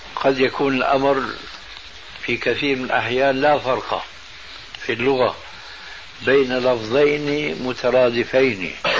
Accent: Syria; عندنا في سوريا

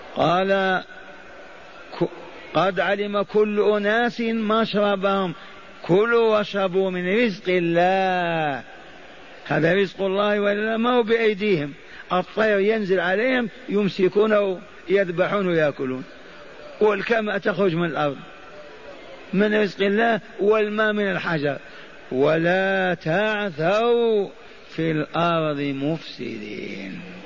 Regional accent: Hejaz, Saudi Arabia; قبيلة حرب عندنا في الحجاز

